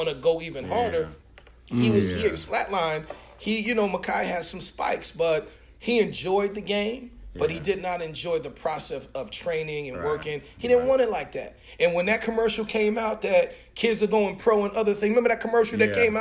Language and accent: English; Newark, New Jersey, United States; I'm from Newark, New Jersey